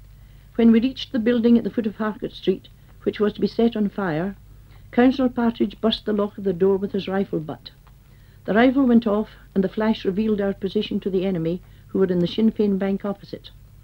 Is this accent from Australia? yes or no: no; Scotland, United Kingdom; moved away as an adult; now in Ireland; I was born in Scotland of Irish parents, and was a member of Cumnamon there.